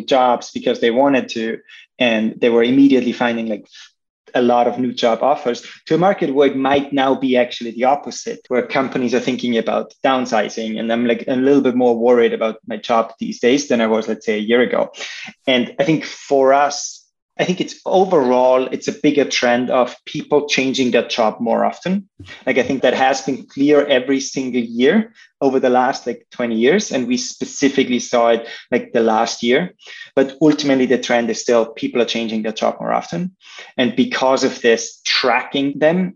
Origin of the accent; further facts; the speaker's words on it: Austria; moved away as an adult; also born or lived in Chicago, United States; now in San Francisco, United States; originally, I'm from Austria